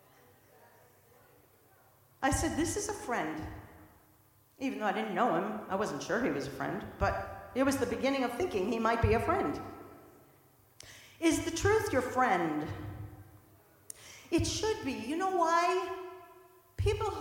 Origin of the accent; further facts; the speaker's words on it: St. Louis, Missouri, United States; moved away as an adult; also born or lived in Boston; I'm from the Midwest, so I went from St. Louis all the way to Boston, came to college